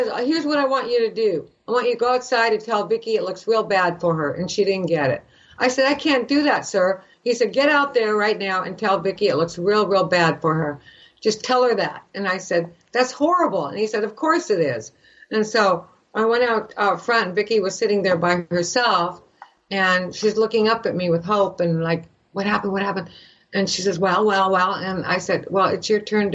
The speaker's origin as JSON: {"language": "English", "country": "Canada", "moved": "yes", "said": "I'm from Canada"}